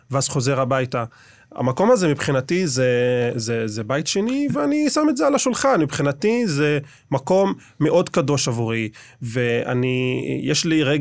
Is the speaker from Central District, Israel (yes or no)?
no; Jerusalem, Jerusalem District, Israel; אני גדלתי בעיר העתיקה. אה, אני מהגג של הבית שלנו, של הבית של סבא וסבתא, יכול לראות את כיפת הסלע.